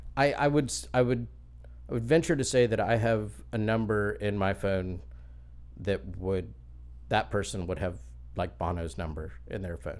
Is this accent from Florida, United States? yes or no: yes; Lakeland, Florida, United States; I grew up in Lakeland, just down the road